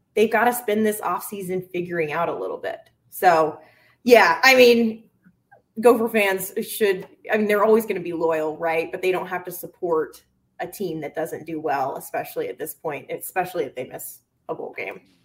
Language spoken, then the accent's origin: English; the South, United States; now in Minnesota, United States; I'm from the South